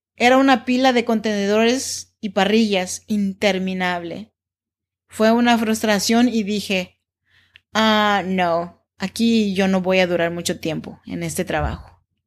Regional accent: Oaxaca, Mexico; now in Sacramento, United States; Yo soy nacida en Oaxaca, México, en donde se habla el dialecto chinanteco.

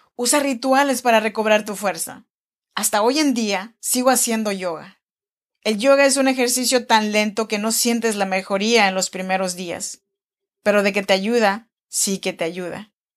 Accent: Chinantec region, Oaxaca, Mexico; born or raised there

